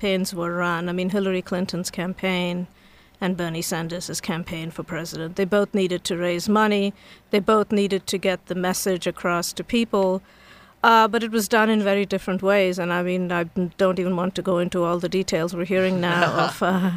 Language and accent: English; India; moved away as an adult; now in College Park, United States; So I grew up in India, and I came here as a graduate student about 30-some years ago